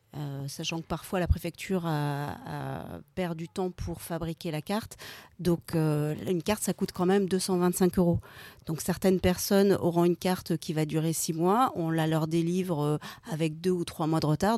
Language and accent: French; France; nous en tant que Français